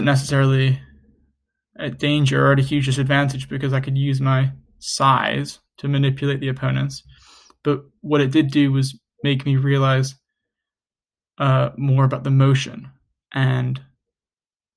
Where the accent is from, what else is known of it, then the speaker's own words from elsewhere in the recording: New York City, New York, United States; I grew up in New York City